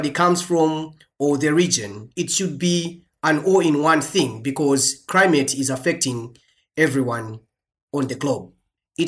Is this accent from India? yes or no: no; Malawi; moved away; I'm originally from Malawi